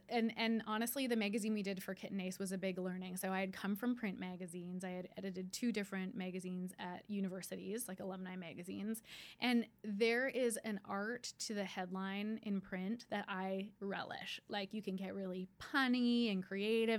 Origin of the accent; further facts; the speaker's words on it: Canada; I'm Canadian.